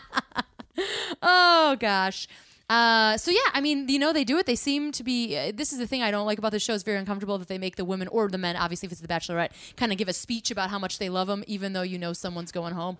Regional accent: Midwest, United States; I'm from the Midwest

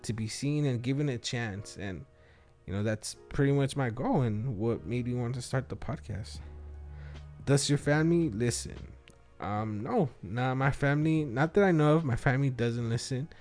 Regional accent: Wilmington, United States; English is a second language; I was raised in Wilmington

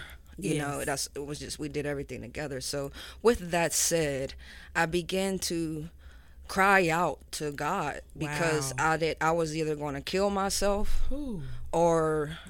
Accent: Pittsburgh, Pennsylvania, United States; moved away as an adult; now in Atlanta, United States; I'm originally from Pittsburgh, Pennsylvania.

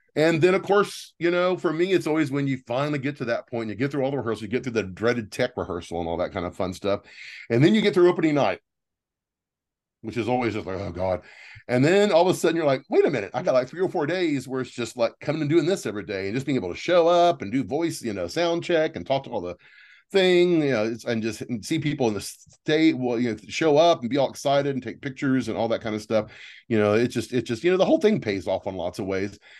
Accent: Texas, United States; now in San Francisco, United States; I grew up in Texas.

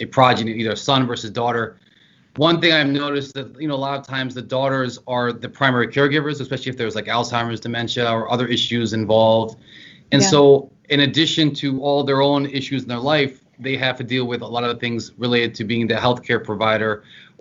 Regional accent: the Eastern Shore, Southern Maryland, United States; moved away as an adult; also born or lived in Richmond, Virginia; now in New Jersey, United States; I'm from Southern Maryland, the Eastern Shore, and that very culturally is the South

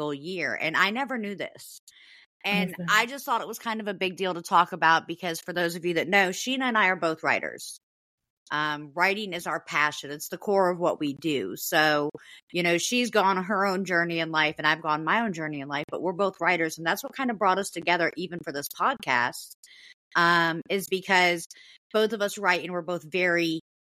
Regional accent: United States; I'm an American.

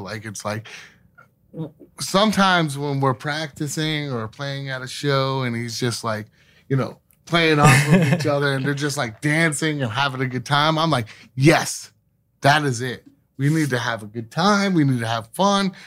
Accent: Scranton, Pennsylvania, United States; now in Pittsburgh, United States; we actually went back to my hometown, which is Scranton, Pe-, Pennsylvania. Uh, I moved here, uh, to Pittsburgh in nineteen ninety-nine

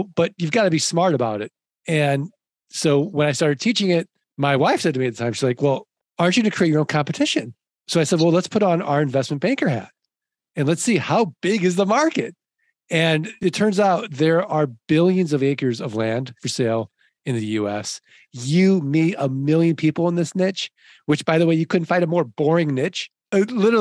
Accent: St. Louis, Missouri, United States; I'm from St. Louis, like the show me state.

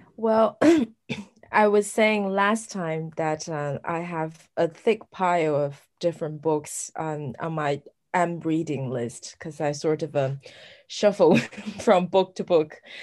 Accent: a town near Chengdu, Sichuan, China; moved away; I came from like a nearby town

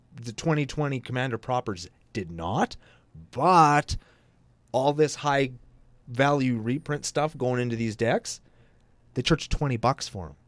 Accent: Canada; I'm Canadian

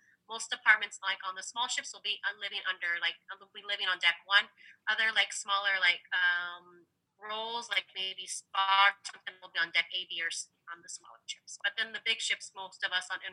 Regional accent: Philippines; I'm Filipino

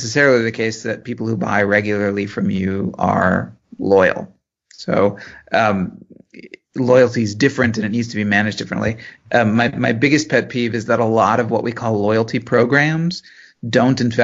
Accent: Cleveland, Ohio, United States; I grew up in the Cleveland area

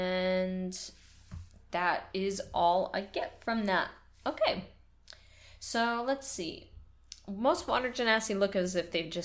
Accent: Nova Scotia, Canada; also born or lived in Quebec; I grew up partially in Nova Scotia, where we live now, and partially in Quebec, where I've lived before.

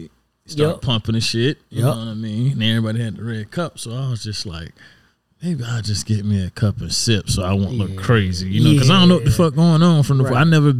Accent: Savannah, Georgia, United States; So I'm away from Savannah, freshman year.

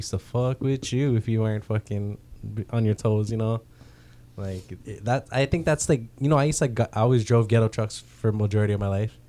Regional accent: Philippines; Most of my life, it's this weird thing of being Filipino.

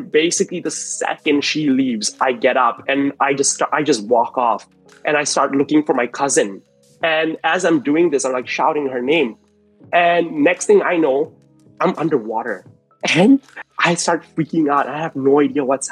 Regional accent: Kuala Lumpur, Malaysia; moved away as an adult; now in Melbourne, Australia; I was born in Kuala Lumpur, Malaysia, and I lived there for pretty much most of my life up until about 3.5 years ago when I moved to Melbourne, Australia

